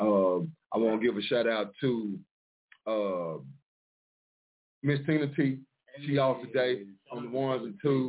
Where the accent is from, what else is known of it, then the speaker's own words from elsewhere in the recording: Mineola, Texas, United States; also born or lived in Dallas, Texas; now in Detroit, United States; My hometown, though, Mineola, Texas